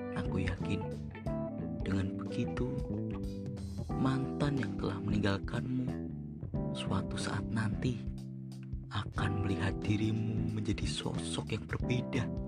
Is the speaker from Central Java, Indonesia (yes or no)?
yes; Magelang, Central Java, Indonesia; Aku berasal dari kota Magelang